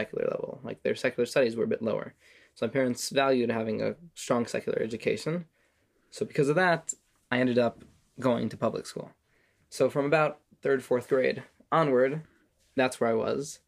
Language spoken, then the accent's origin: English; Las Vegas, Nevada, United States; moved away as an adult; also born or lived in Jerusalem, Israel; now in Israel; But I was born here. And then when I was about 3 years old, my parents had difficulty financially, and they decided to make Yerida. And we moved to Las Vegas